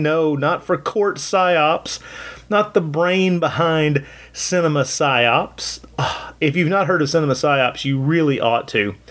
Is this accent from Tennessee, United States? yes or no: yes; Tennessee, United States; also born or lived in Alabama; I was born in Alabama, raised in Tennessee